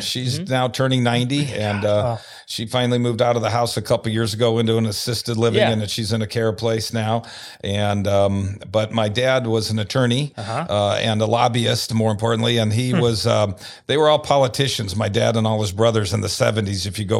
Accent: Omaha, Nebraska, United States; Yes, I was born right here in Omaha.

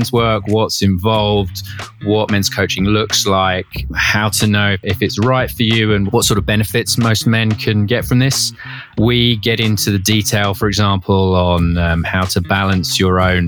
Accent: United Kingdom; like typical British thing, went to Australia after uni

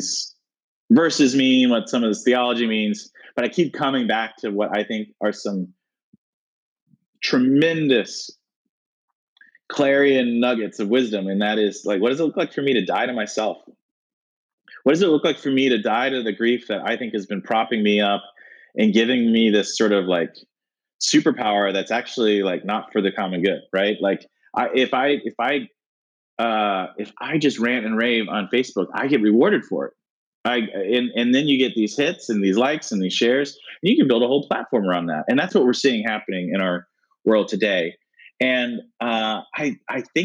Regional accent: United States; growing up in America

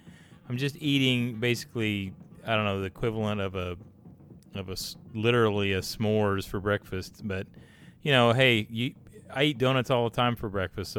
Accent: the South, United States; I'm from the South.

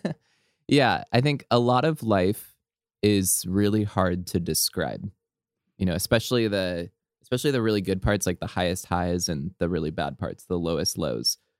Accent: Southern California, United States; growing up in SoCal

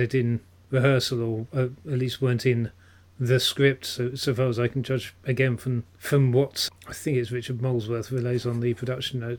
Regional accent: Petersfield, South East England, United Kingdom; old boy of my old school in Petersfield, in my hometown.

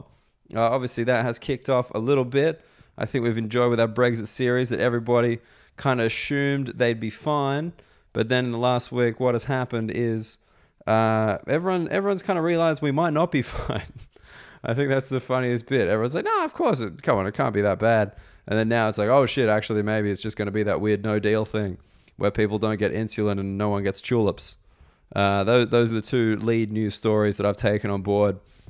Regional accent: Canada; as a Canadian, I was very intimidated to have to ski alongside him.

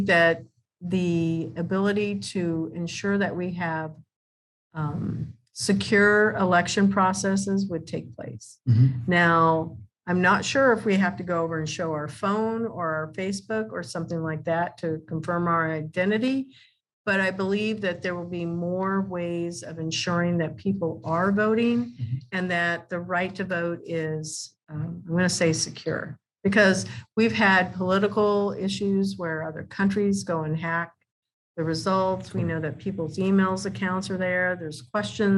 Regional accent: Kansas, United States; I'm from Kansas.

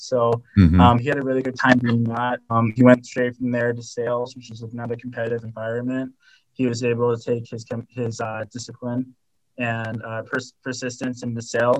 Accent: Ogden, Utah, United States; I was adopted from Ogden here in Utah.

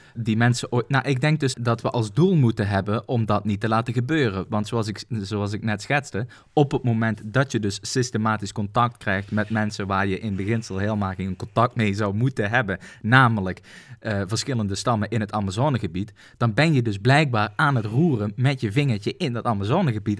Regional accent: Netherlands; ons twee als Nederlander

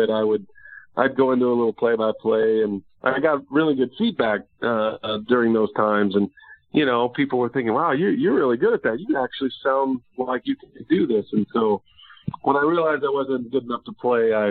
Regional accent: Texas, United States; growing up in Texas like I did

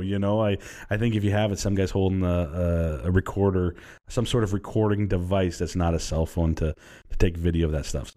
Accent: Vancouver, British Columbia, Canada; also born or lived in Burnaby; I grew up in Vancouver and Burnaby primarily

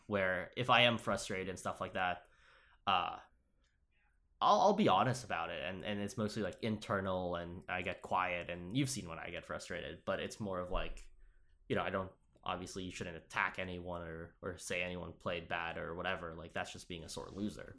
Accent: Upstate New York, United States; I came from Upstate too

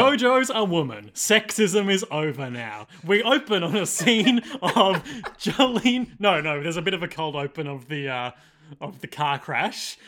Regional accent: Australia; as an Australian podcaster

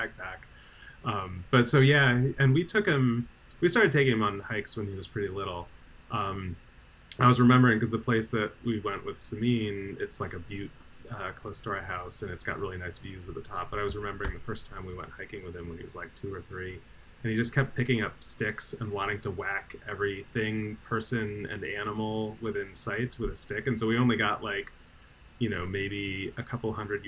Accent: New Jersey, United States; now in Eugene, United States; I'm from New Jersey

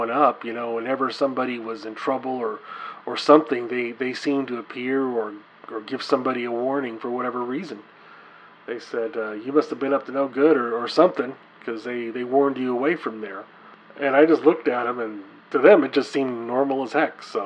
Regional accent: Texas, United States; I grew up in Texas

